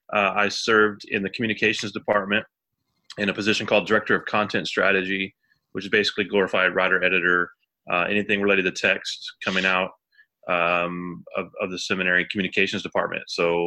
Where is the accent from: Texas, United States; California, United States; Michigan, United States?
Texas, United States; Houston; moved away as an adult; also born or lived in Nashville, Tennessee / Vermont; now in Kansas City, Missouri, United States; we're from Houston area originally, but we've lived all over. We planted a church in Nashville, Tennessee. We were in Nashville for 12 years. I pastored a church in Vermont for 6 years. And we just entered our fifth year in Kansas City, Missouri